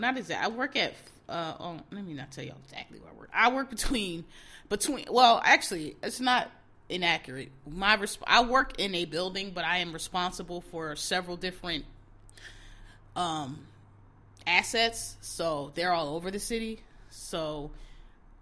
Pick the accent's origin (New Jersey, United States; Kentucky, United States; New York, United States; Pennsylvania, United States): Pennsylvania, United States; Philadelphia; I'm from Philadelphia.